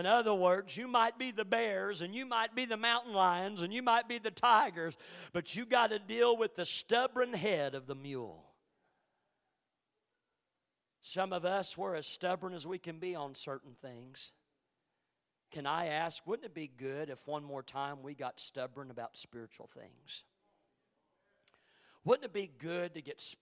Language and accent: English; Ellsinore, Missouri, United States; around my hometown in Missouri, in Elsinore, the little community of Elsinore